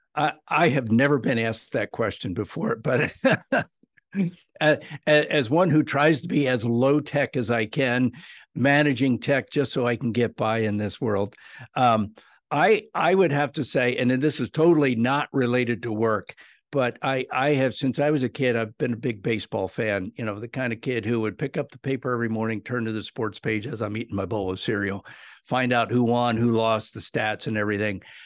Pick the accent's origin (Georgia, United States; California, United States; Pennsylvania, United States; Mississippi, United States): Pennsylvania, United States; South Central; I grew up in South Central Pennsylvania.